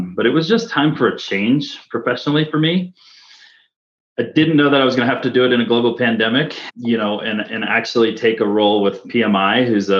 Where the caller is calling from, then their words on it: Park City, Utah, United States; So I live here in Park City, Utah with Jen